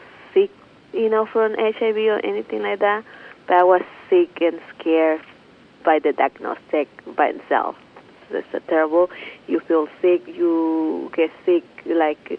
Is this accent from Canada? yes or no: no; Mexico; now in Oakland, United States; I'm from Mexico.